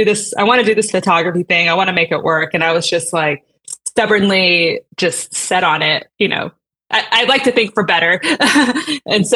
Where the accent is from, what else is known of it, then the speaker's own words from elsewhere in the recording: San Antonio, Texas, United States; I grew up in San Antonio